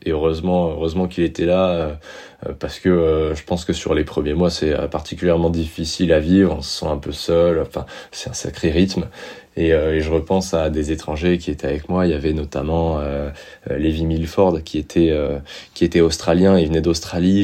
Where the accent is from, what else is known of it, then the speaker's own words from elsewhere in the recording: Montpellier, Occitania, France; also born or lived in Amiens, Somme, Picardy / Cahors; Je suis arrivé, donc j'ai grandi sur Montpellier